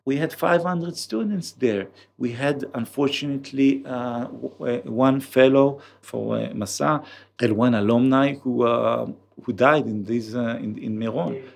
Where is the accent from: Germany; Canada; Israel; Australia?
Israel; Kiryat Tivon, Haifa District; accent: Israeli; English is a second language; I grew up in the north of Israel in a small town called, uh, Tivon